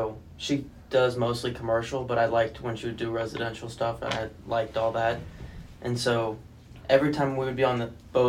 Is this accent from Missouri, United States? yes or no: yes; St. Louis, Missouri, United States; moved away as an adult; now in Florida, United States; I'm from St. Louis, Missouri. And I grew up playing hockey, soccer